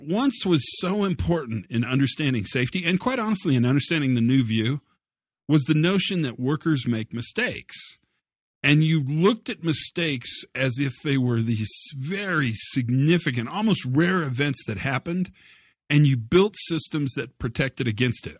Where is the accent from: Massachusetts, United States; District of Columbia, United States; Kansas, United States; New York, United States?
Kansas, United States; Western; I grew up in Western Kansas.